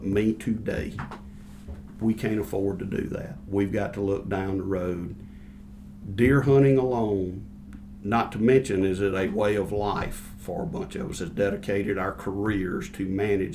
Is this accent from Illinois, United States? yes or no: no; Alabama, United States; I grew up in Alabama. I'm still here.